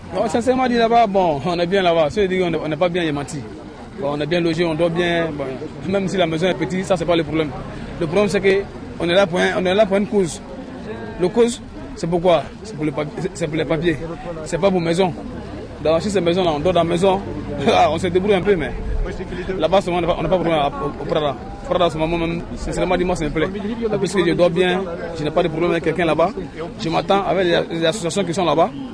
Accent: Côte d’Ivoire; moved away as an adult; also born or lived in Italy; now in France; je viens de la Côte d'Ivoire.

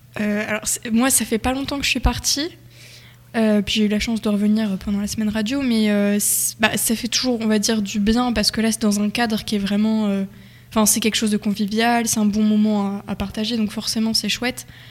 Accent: Nogent, France; je viens de Nogent, enfin un village à côté

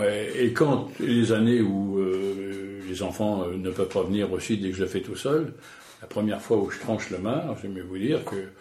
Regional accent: Normandy, France; Chez nous, en Normandie

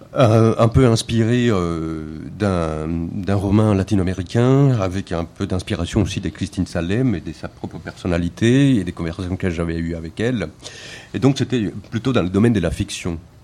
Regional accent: Colombia; moved away as an adult; now in France; Je, suis colombien. Je suis né en Colombie en 1975. Je suis arrivé en France en 99.

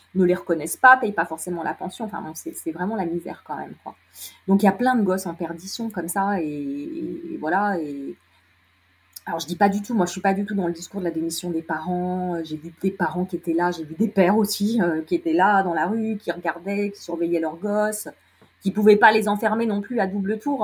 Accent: Lyon, Auvergne-Rhône-Alpes, France; je suis lyonnaise

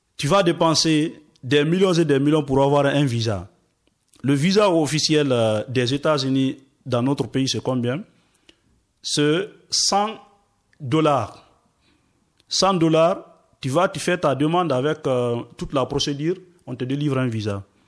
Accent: Forest Guinea, Guinea; moved away as an adult; je suis forestier, je viens de la Guinée forestière.

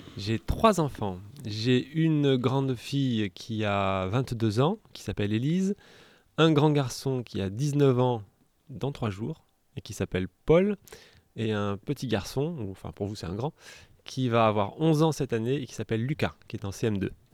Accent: Montélimar, Auvergne-Rhône-Alpes, France; now in Escalquens, France; Je suis né à Montélimar

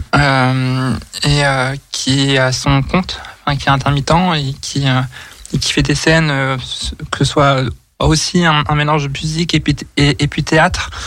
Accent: Nantes, Pays de la Loire, France; moved away as an adult; now in Lyon, France; je suis originaire de Nantes et j'habite sur l'Inde depuis maintenant trois, enfin, deux ans et demi

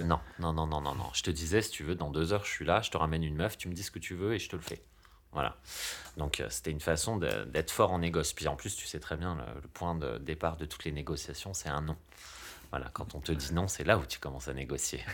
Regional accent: France; on est français

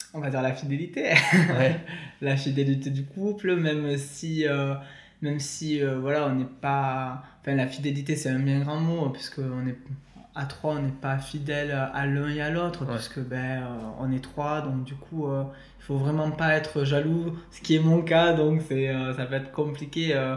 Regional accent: Perpignan, Occitania, France; now in Toulouse, France; je suis de Toulouse, originaire de Perpignan.

